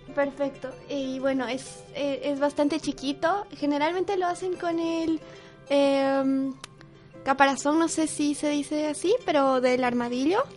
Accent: Potosí, Bolivia; yo nací en Potosí, pero no vivo en Potosí, pero sí a dos horas de Potosí

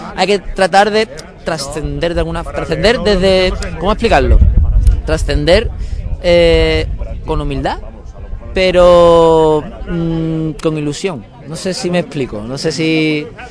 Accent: Seville, Andalusia, Spain; moved away as an adult; also born or lived in Málaga; soy de Sevilla, pero durante seis meses viví en Málaga

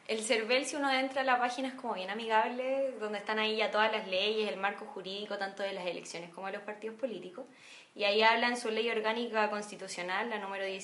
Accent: San Bernardo, Santiago Metropolitan Region, Chile; yo también soy nacida, criada y toda acá en San Bernardo.

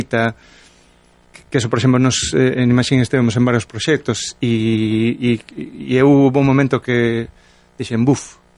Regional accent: Galicia, Spain; Eu escollo os dous, son galego.

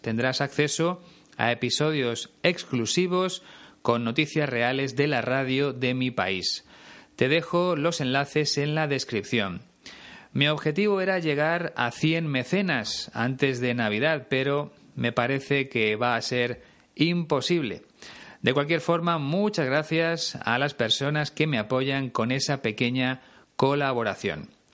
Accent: Spain

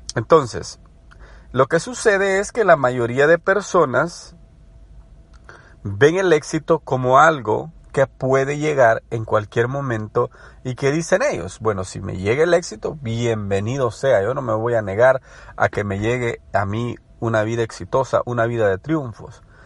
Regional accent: El Salvador; moved away as an adult; now in United States; me crié en El Salvador, estudié en El Salvador, desarrollé una carrera en El Salvador. Luego me mudé a Estados Unidos

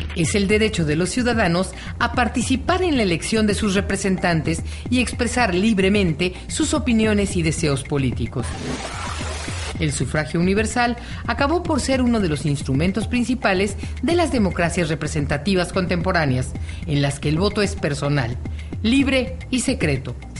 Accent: Mexico; also born or lived in Mexico City / Quintana Roo

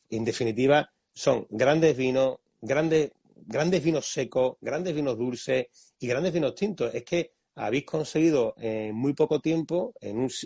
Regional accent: Montilla, Andalusia, Spain; porque ya quisiera yo, también soy de Montilla.

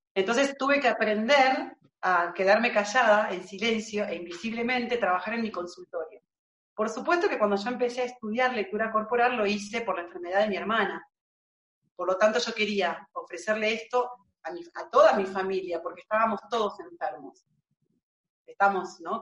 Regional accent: Marcos Paz, Buenos Aires Province, Argentina; acá, en mi pueblo, en Marcos Paz, que queda en la provincia de Buenos Aires. Es un pueblo de 40.000 habitantes donde yo nací.

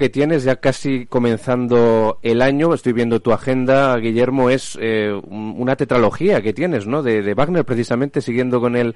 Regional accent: Spain; La zarzuela, ese género que nos define ¿no? como, como españoles, que no tenemos nada que envidiar

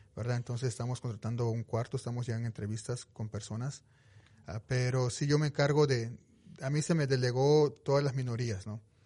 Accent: Veracruz, Mexico; moved away as an adult; now in Utah, United States; Yo soy originario de México, soy, soy de Veracruz

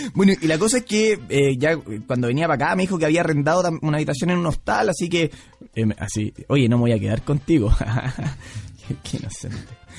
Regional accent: Pichilemu, O'Higgins, Chile; yo soy de Pichilemu.

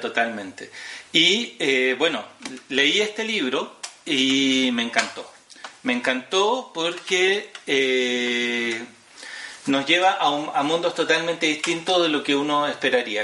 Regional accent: Chile; Nosotros como chilenos

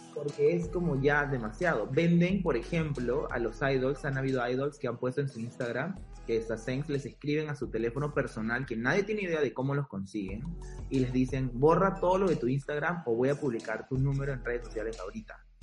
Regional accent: Peru; nosotros también como peruanos

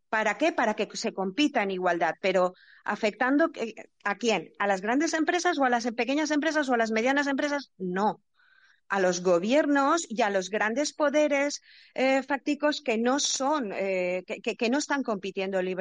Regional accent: Asturias, Spain; now in Valencia, Spain; desde Valencia, aunque soy asturiana y he vivido en varios sitios.

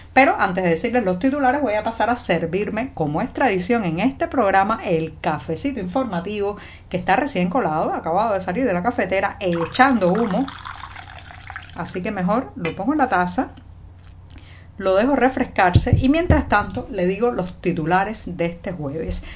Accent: Cuba; cubana, periodista, ciudadana

